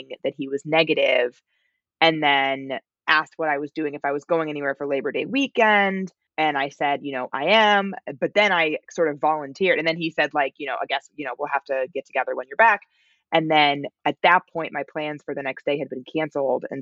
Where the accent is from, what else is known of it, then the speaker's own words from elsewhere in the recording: United States; my pronunciation as an American